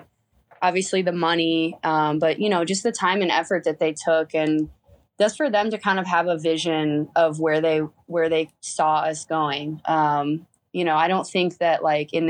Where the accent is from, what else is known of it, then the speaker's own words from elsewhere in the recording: Fort Wayne, Indiana, United States; moved away as an adult; I'm from Fort Wayne, Indiana. That's where I was born and raised